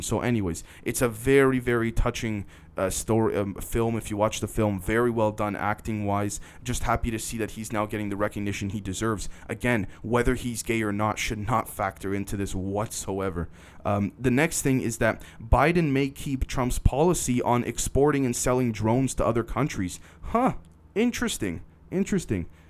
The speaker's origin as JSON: {"language": "English", "country": "Canada", "said": "I'm a Canadian"}